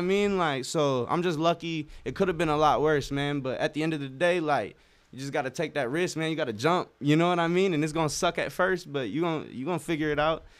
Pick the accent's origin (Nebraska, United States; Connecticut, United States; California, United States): Nebraska, United States; Norfolk; my hometown, uh, Norfolk